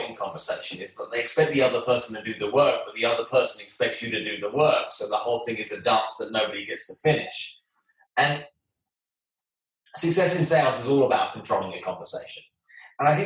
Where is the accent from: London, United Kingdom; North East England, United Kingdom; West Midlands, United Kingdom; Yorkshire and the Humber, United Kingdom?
London, United Kingdom; moved away as an adult; now in New York, United States; I'm from London, England